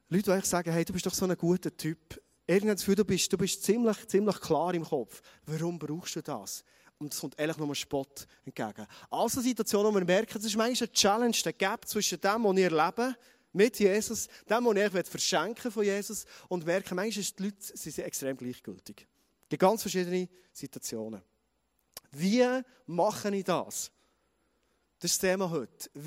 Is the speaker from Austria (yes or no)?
no; Thun, Bern, Switzerland; accent: Bernese German; ich sage es mal Berndeutsch, ganz freundlich, defensiv, wie mehr als Berner Oberländer, als Thuner